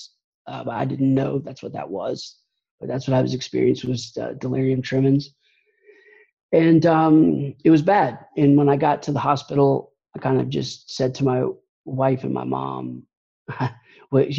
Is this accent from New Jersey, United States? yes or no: no; Atlanta, Georgia, United States; I'm from Atlanta, Georgia, and been here most of my life and lived all over Georgia.